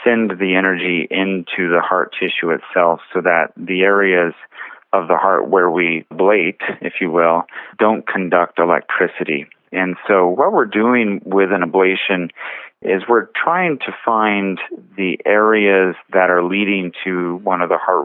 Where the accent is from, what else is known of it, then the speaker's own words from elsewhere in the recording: Bakersfield, California, United States; moved away as an adult; also born or lived in Los Angeles / Hawaii; I was born and raised here in Bakersfield, and so I'm happy to be back home